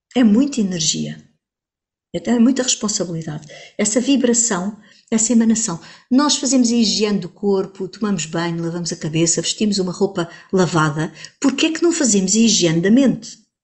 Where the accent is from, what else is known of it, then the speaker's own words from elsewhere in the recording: Portugal; Como portuguesa que sou